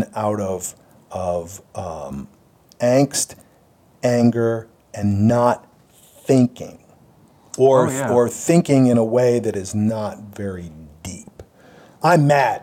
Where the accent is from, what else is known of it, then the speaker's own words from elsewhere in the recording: Pittsburgh, Pennsylvania, United States; also born or lived in Japan; I'm from the East Coast, like you are, basically, yep, you know, from Pittsburgh, yep. Big city.